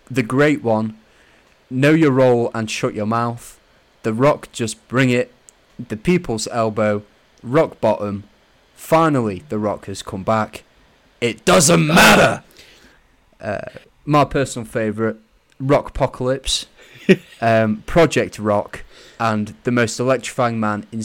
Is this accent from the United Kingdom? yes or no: yes; Scotland, United Kingdom; I'm Scottish.